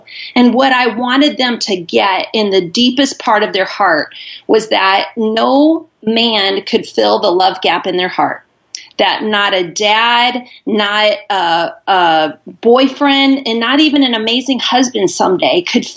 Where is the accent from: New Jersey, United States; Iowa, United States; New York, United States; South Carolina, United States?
Iowa, United States; moved away as an adult; now in Charlotte, United States; I'm originally from Iowa